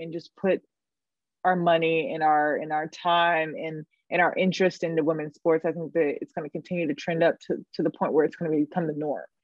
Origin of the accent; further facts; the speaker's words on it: Raleigh, North Carolina, United States; moved away as an adult; now in New York, United States; Born and raised in Raleigh, North Carolina.